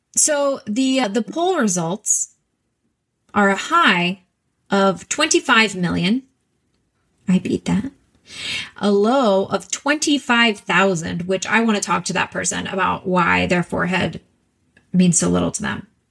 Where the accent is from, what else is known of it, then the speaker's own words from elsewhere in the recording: Texas, United States; moved away; also born or lived in New York; I'm from Texas, and we are trashy like I'm talking paper plates and plastic forks and knives every meal